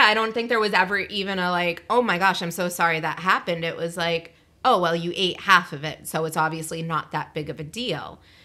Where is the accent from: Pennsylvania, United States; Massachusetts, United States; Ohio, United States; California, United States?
Massachusetts, United States; I'm from Massachusetts